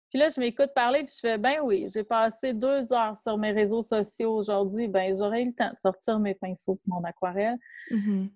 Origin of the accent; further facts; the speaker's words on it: Quebec, Canada; en tant que Québécois